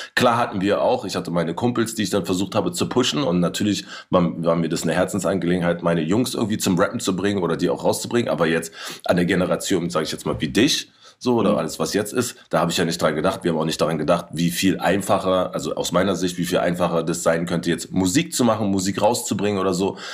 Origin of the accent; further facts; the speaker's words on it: Berlin, Germany; wo ich in Kreuzberg groß geworden bin